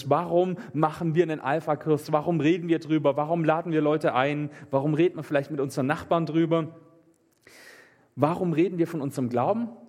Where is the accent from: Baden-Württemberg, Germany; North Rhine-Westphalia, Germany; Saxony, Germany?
Baden-Württemberg, Germany; Meßstetten; Ich komme aus Messstätten und da sind die auch immer rumgelaufen.